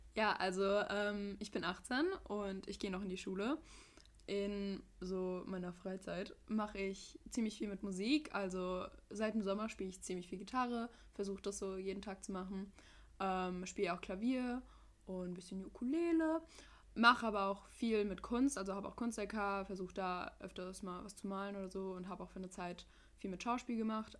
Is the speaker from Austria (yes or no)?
no; United States; now in Frankfurt, Germany; ich bin Amerikanerin